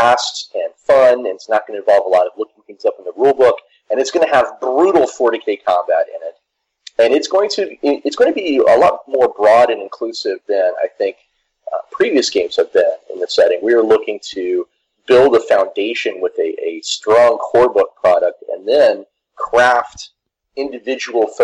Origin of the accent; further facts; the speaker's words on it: United States; I'm American